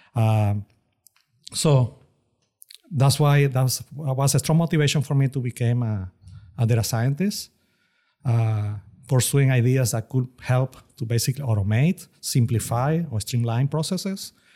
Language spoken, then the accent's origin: English; Venezuela; moved away as an adult; also born or lived in Austin, Texas; now in Houston, United States; career in Venezuela. That's my home country.